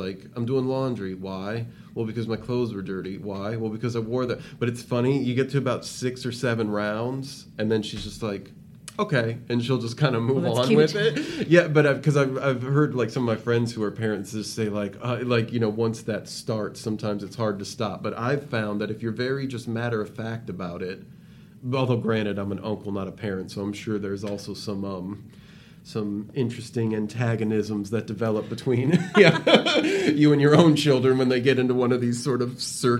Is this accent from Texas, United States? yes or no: no; South Bend, Indiana, United States; I'm from South Bend, grew up right down the street